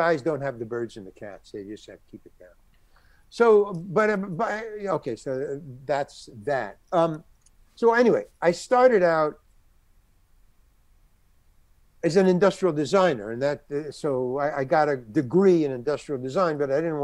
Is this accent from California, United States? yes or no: no; New York City, New York, United States; moved away as an adult; also born or lived in Syracuse; I came from Far Rockaway. I went to Far Rockaway High School